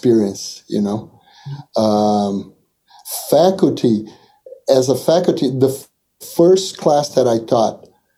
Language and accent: English; Brazil; moved away as an adult; I'm from Brazil